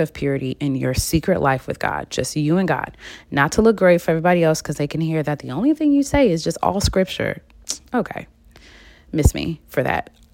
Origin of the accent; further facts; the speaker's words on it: Michigan, United States; I'm from Michigan, soda can, not pop